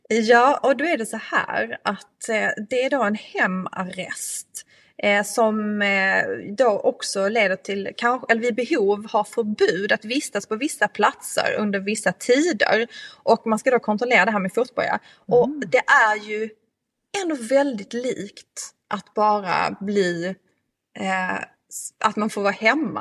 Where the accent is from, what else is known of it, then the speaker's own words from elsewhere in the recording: Skåne, Sweden; moved away; från min hembygd från Österlen